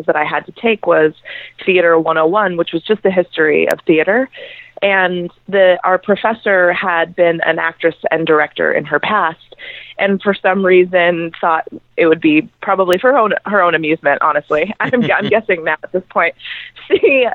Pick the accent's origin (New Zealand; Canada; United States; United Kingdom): United States; Lake Arrowhead, California; moved away; I'm from a super small town, and typically I'm from Lake Arrowhead, California, and usually most of the people that I went to high school